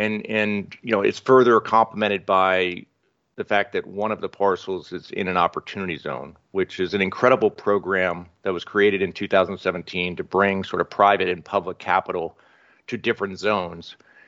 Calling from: Los Angeles, California, United States; Yeah, you're finding me in Los Angeles, where I spend most of my time, but increasingly spending more and more time in Rhode Island

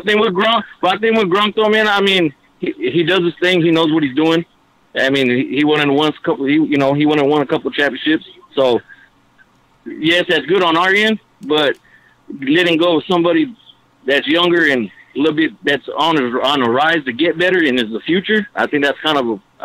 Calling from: New Mexico, United States; From New Mexico, man.

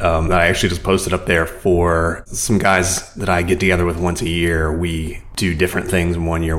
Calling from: San Francisco, California, United States; San Francisco.

